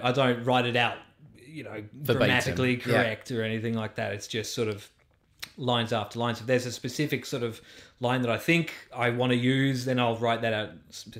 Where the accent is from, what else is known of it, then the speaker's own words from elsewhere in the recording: London, United Kingdom; I've never learned, because I grew up in London.